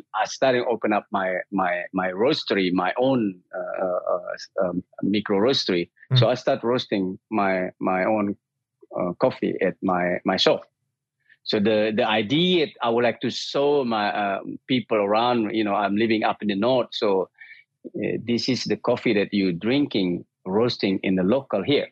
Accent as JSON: {"language": "English", "region": "Bali", "country": "Indonesia", "moved": "yes", "lives_now": "Sweden", "said": "I'm from Bali and I moved to Sweden in 1995"}